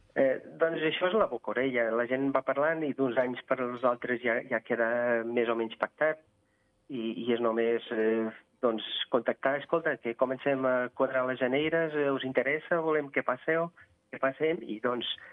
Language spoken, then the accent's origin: Catalan; Vila Praia de Âncora, Viana do Castelo, Portugal; Catalan is a second language; now in Andorra; Jo sóc de Vila Praia de Àncora, a prop de Viana do Castelo